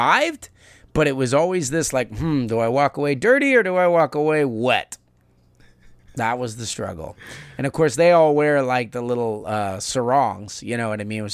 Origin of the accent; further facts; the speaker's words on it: United States; I'm American. I can't change that easy.